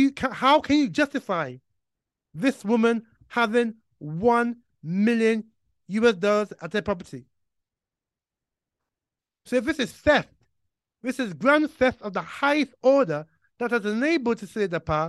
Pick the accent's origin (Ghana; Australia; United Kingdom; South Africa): Ghana; And so, you know, as a Ghanaian, I'm very, very worried about this whole issue of corruption in Ghana